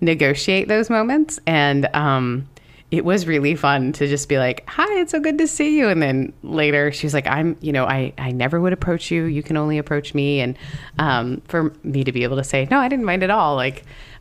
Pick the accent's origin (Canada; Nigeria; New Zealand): Canada; As a Canadian